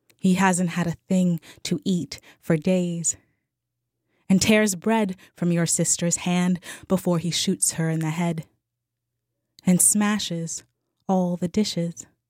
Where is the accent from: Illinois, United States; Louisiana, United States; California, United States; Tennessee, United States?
Louisiana, United States; New Orleans; I'm from New Orleans